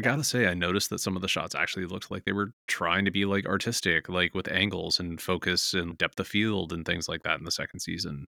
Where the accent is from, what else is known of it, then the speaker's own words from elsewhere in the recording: San Francisco, California, United States; I grew up in San Francisco, and my friends and I would go play in arcades all the time